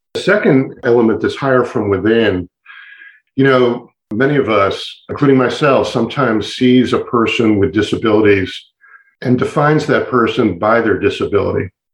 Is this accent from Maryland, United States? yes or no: yes; Montgomery County, Maryland, United States; I had the privilege of growing up in Montgomery County